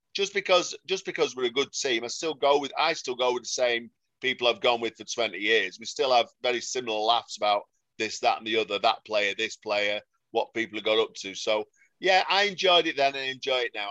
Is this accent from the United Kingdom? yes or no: yes; Salford, North West England, United Kingdom; I'm from Salford